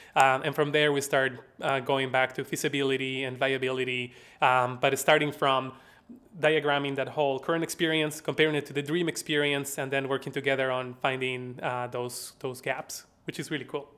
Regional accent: La Paz, Bolivia; accent: Southern; now in Madison, United States; I am from La Paz, Bolivia.

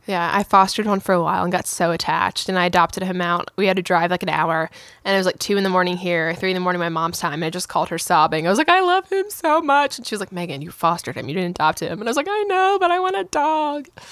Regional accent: Baltimore, Maryland, United States; now in Nashville, United States; I'm from Baltimore, Maryland

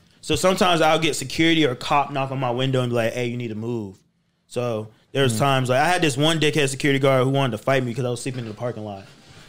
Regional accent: Florida, United States; No. I'm from Florida, but my mom's in the military, so they move her around everywhere.

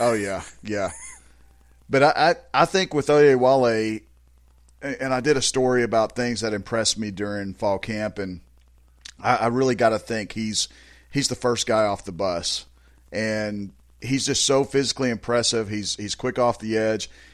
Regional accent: Azle, Texas, United States; I'm from Azle

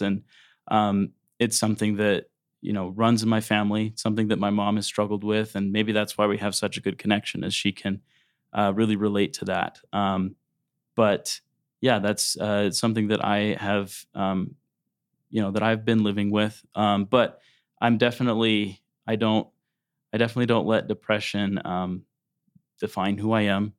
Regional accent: South Jordan, Utah, United States; I was born in West Jordan. And then when I was three, our family moved to South Jordan. And that's where my parents are still there. Um, so I, I grew up in South Jordan

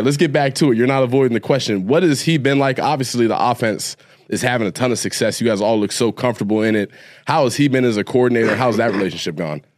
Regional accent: Ohio, United States; I'm from Ohio

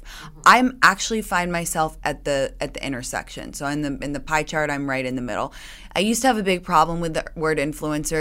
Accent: London, United Kingdom; moved away as an adult; now in United States; I grew up in London

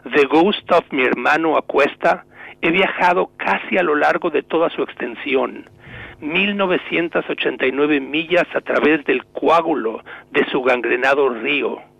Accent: Mexico; moved away as an adult; now in New England, United States

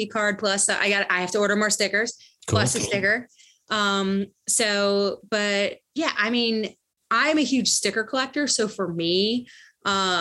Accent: Ohio, United States; now in Brooklyn, New York, United States; I'm from Ohio

